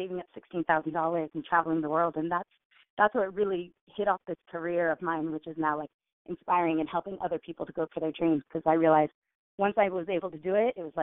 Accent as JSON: {"language": "English", "town": "Richmond", "region": "California", "country": "United States", "tie": "born or raised there", "said": "I grew up in Richmond, California, and we didn't have a lot of money growing up"}